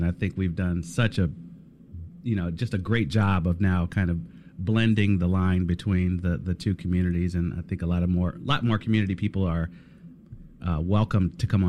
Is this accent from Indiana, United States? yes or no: yes; South Bend, Indiana, United States; Now, you and I, among the many things we have in common, both grew up around Notre Dame.